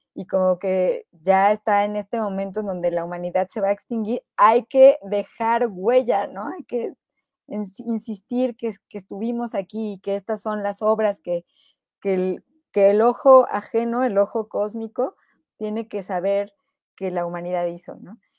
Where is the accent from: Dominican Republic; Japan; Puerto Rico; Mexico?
Mexico; yo soy mexicana